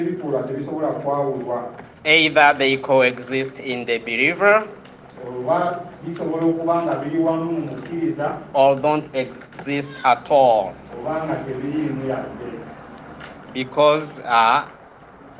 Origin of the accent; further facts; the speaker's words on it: Kigali, Rwanda; I'm from Kigali